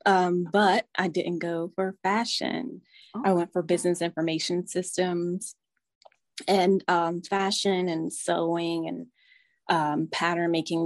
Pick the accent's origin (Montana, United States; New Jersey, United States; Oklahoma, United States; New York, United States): New Jersey, United States; moved away; I grew up in New Jersey